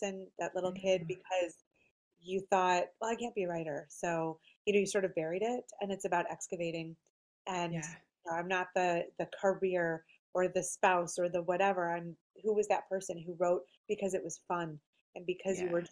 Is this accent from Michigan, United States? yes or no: yes; Michigan, United States; I read a lot of writers from Michigan because that's where I'm from